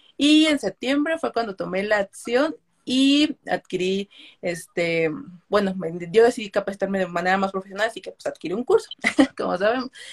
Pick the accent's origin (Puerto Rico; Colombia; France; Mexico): Mexico; tengo 23 años, soy de México